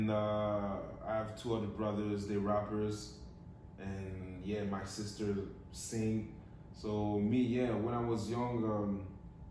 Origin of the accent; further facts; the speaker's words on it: Montreal, Quebec, Canada; moved away; I grew up in the east of Montreal.